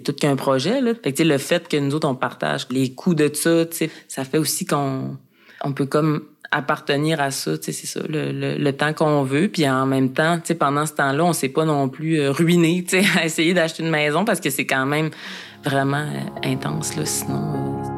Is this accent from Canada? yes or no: yes; Mashteuiatsh, Quebec, Canada; moved away; Dans mon village, à Meshtoyat, qui est une communauté inou